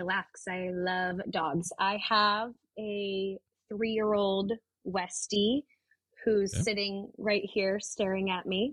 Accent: Pierce County, Washington, United States; also born or lived in Seattle; growing up in Pierce County

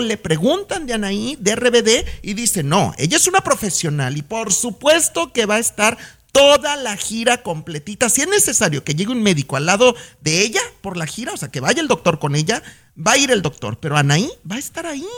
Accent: Los Altos de Jalisco, Mexico; moved away as an adult; now in Los Angeles, United States; yo soy de Jalisco, de los Altos de Jalisco, cerca de Guadalajara

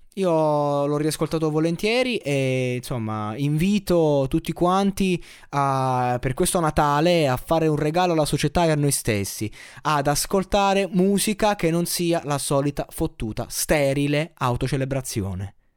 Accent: Abruzzo, Italy; Io da abruzzese

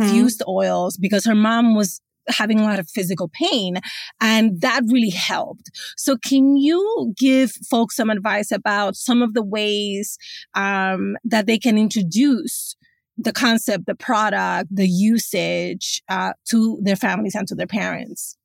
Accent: New York City, New York, United States; grew up in the South Bronx in the eighties and nineties

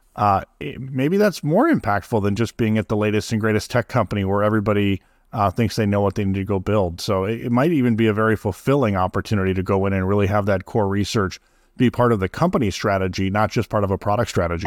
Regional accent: Midwest, United States; I grew up in the Midwest.

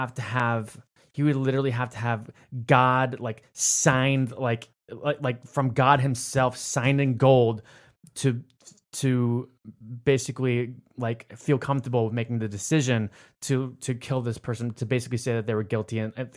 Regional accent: Florida, United States; I grew up in Florida.

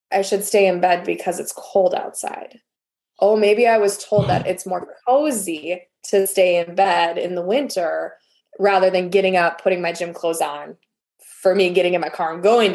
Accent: Wisconsin, United States; I'm from Wisconsin, so we eat a lot of cheese and that's a dairy state.

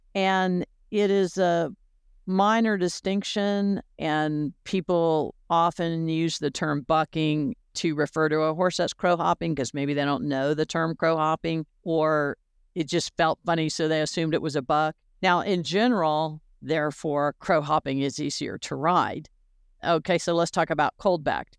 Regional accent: Florida, United States; growing up in Florida

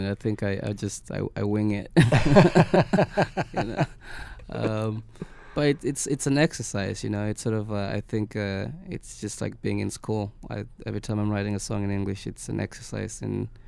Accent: Kenya; first language Swahili; English is a second language; Uh, Swahili.

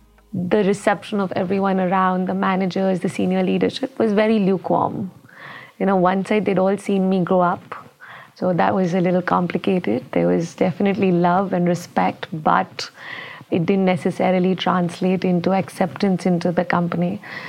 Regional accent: India; I'm from India.

